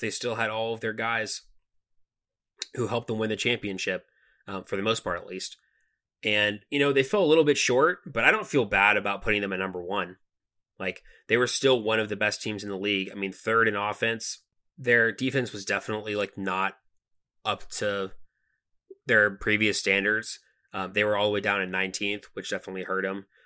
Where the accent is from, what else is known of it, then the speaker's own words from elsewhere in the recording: Atlanta, Georgia, United States; We're from Atlanta